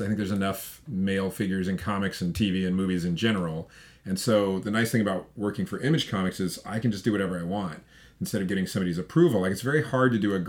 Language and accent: English; Colorado, United States; I grew up in Colorado, and they made you go to camp for a week during the school year.